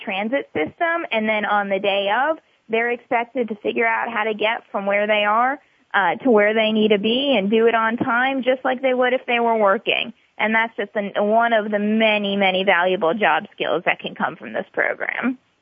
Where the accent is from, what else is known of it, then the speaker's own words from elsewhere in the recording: Atlanta, Georgia, United States; I am originally from Atlanta